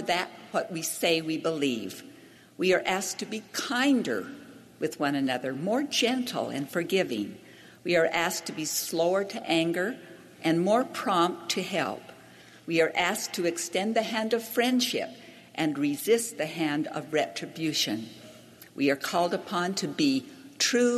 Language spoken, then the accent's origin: English; Hawaii, United States; I grew up in Hawaii